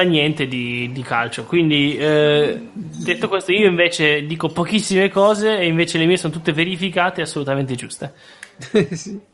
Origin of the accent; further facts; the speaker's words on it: Racconigi, Piedmont, Italy; io sono di Racconigi